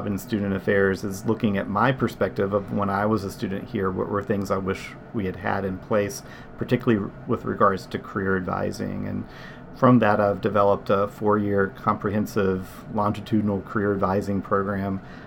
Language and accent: English; Virginia, United States; I'm actually from Virginia